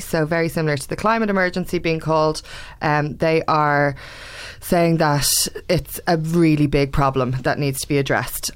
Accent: Ireland; I'm Irish, blah, blah, blah, I learn Irish

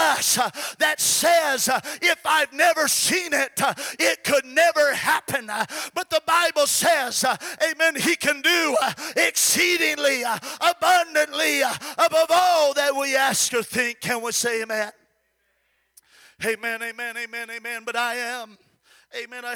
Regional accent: Goshen, California, United States; that little church in Goshen, California, which is where I'm from and where I got the Holy Ghost

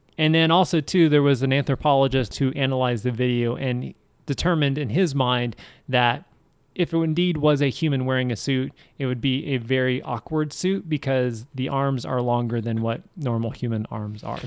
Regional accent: Seattle, Washington, United States; I'm from Seattle

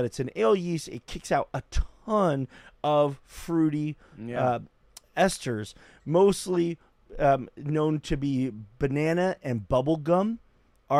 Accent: United States; growing up in America

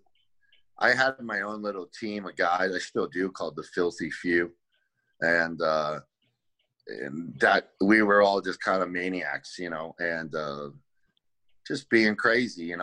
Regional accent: Boston, Massachusetts, United States; I'm an Irish kid. I'm from the Northeast, Boston area

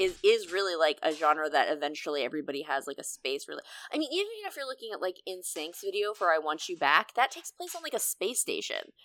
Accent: Pennsylvania, United States; moved away; I am famously from Pennsylvania.

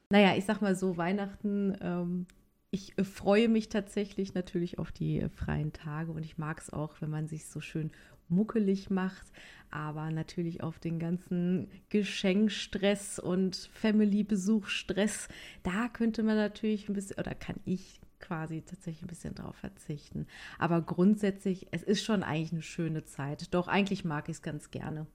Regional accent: North Rhine-Westphalia, Germany; ich komme ja auch aus NRW

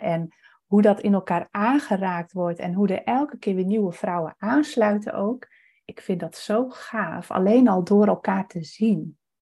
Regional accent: Friesland, Netherlands; moved away; ik kom dus oorspronkelijk uit Friesland

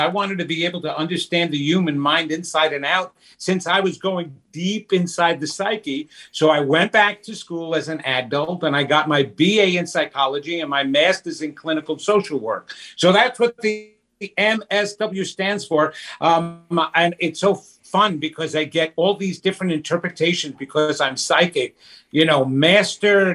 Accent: New York, United States; I'm Italian. I'm from New York

